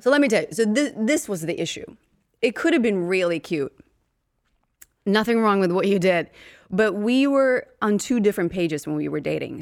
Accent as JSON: {"language": "English", "town": "Uppsala", "region": "Uppsala County", "country": "Sweden", "moved": "as an adult", "lives_now": "United States", "said": "I'm from Sweden"}